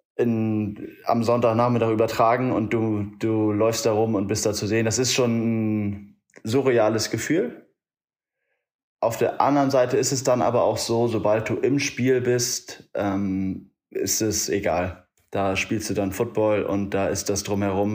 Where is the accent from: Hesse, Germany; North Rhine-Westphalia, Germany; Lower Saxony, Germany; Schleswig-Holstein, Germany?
Schleswig-Holstein, Germany; Elmshorn; now in Munich, Germany; Komme ursprünglich aus der Nähe von Hamburg. Äh, Elmshorn heißt